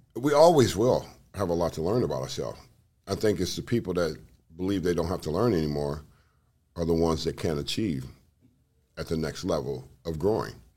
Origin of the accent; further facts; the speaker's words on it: Los Angeles, California, United States; growing up where I grew up in South Central Los Angeles